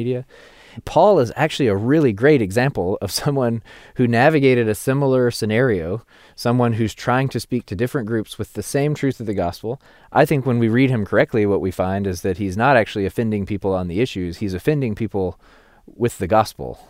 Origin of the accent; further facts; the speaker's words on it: the Bible Belt, United States; being an American Christian and through my cultural place of being a Christian in the Bible Belt